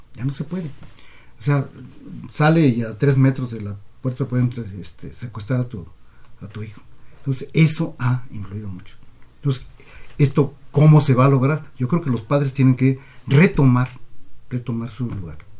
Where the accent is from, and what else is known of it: Mexico